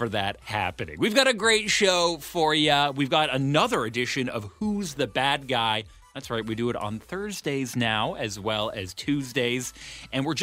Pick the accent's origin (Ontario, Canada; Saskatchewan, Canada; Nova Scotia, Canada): Ontario, Canada; Ottawa; moved away; my hometown